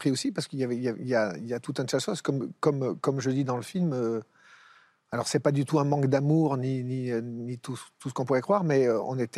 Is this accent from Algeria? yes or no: yes; Algeria; now in Thiers, France; Quand on est algérien, on est algérien. Il n'y a, pas besoin d'aller en Algérie.